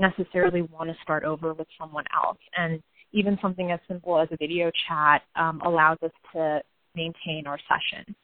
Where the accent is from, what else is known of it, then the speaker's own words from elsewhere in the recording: United States; our generation as Indian Americans who have maybe grown up here